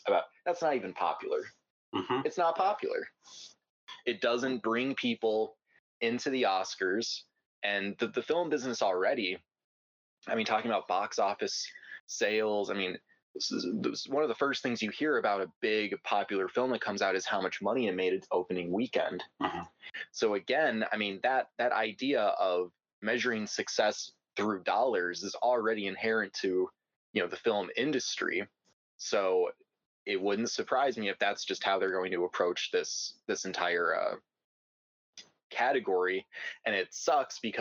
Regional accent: United States; as an American

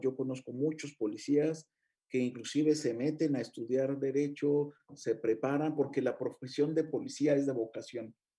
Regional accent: Mexico; como mexicano y como abogado litigante

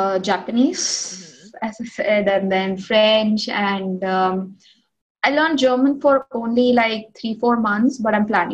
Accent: India; accent: Telugu; first language Telugu; English is a second language; it's my mother tongue, and it's it's the only language I speak to, speak with my family.

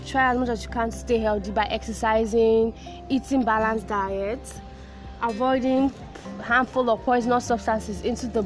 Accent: Nigeria; as a Nigerian

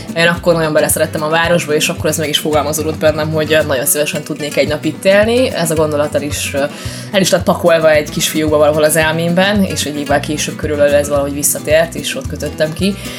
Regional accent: Hungary; moved away as an adult; also born or lived in Barcelona, Spain / Malta; now in Salou, Spain; Hungriából vagyok, nem pedig uh, eh, braziliánó

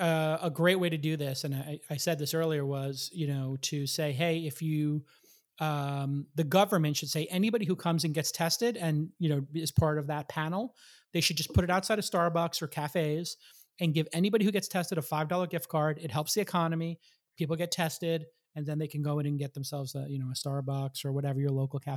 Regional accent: New York, United States; Enforcement of jaywalking in Santa Monica, I learned very early as a New Yorker, was enforced.

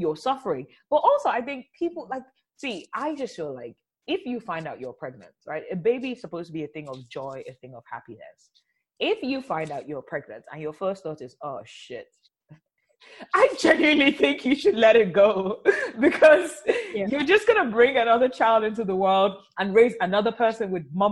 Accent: Nigeria; I'm also from Nigeria where there's a lot of violence against women.

